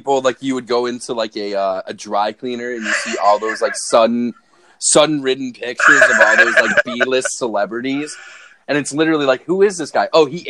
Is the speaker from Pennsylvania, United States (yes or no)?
yes; Scranton, Pennsylvania, United States; moved away; also born or lived in Cleveland; I'm from Scranton, Pennsylvania.